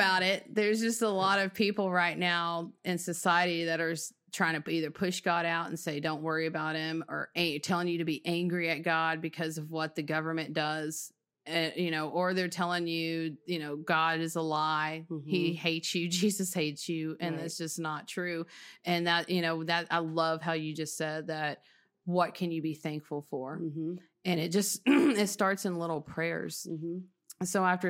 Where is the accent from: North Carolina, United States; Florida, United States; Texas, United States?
Texas, United States; in Texas in a mobile home until I was 7 years old.